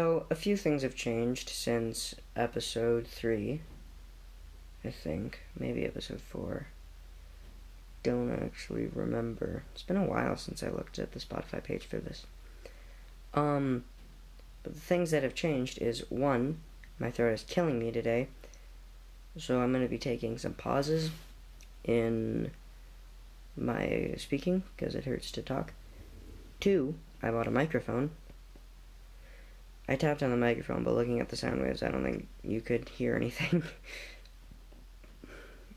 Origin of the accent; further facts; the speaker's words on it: Canada; I'm Canadian